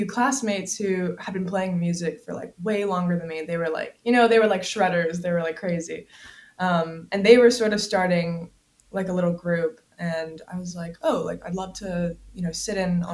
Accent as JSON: {"language": "English", "town": "Columbia", "region": "South Carolina", "country": "United States", "tie": "born or raised there", "said": "I grew up in the South. Which town? Columbia, South Carolina"}